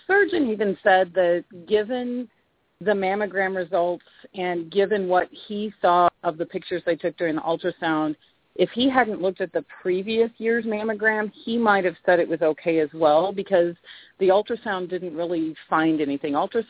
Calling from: Boise, Idaho, United States; I am in Boise, Idaho.

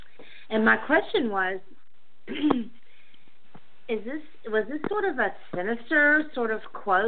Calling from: Tennessee, United States; from Tennessee.

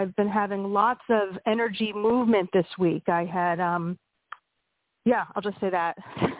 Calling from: Pennsylvania, United States

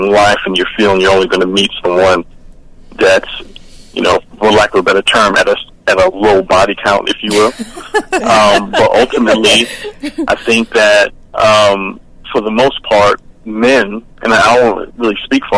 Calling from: Atlanta, Georgia, United States

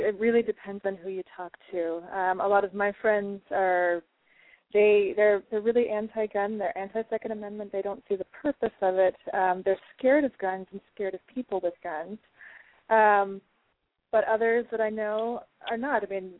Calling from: Fairfax, Virginia, United States; I'm from Fairfax, Virginia.

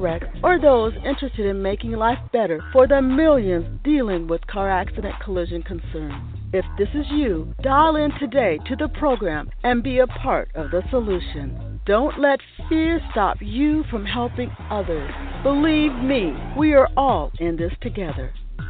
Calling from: Seattle, Washington, United States; I'm calling you from Seattle, Washington, USA.

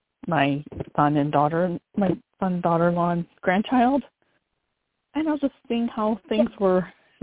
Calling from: North Carolina, United States; This is … from North Carolina.

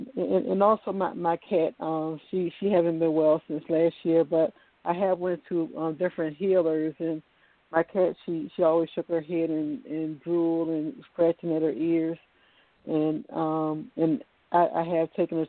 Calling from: Virginia, United States; Hello, good evening. … over the V, like in Virginia, and I'm calling from Virginia.

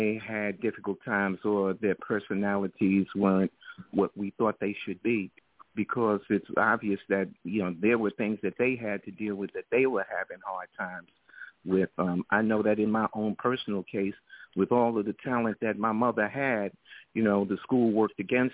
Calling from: New York City, New York, United States; I'm calling from New York City.

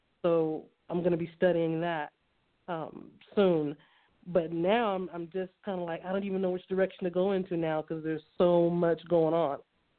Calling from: New Mexico, United States; I'm calling in from New Mexico, the land of enchantment

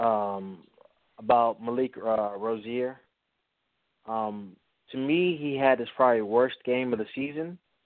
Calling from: North Carolina, United States; I'm calling from North Carolina.

